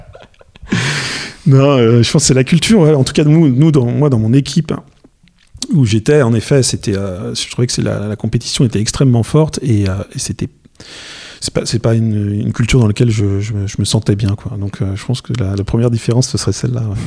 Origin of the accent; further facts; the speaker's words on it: Nantes, Pays de la Loire, France; also born or lived in Edinburgh; Je suis marié, nantais. En fait, je suis nantais d'origine même. J'ai été me balader pendant mes études, mais je suis revenu pour bosser et entreprendre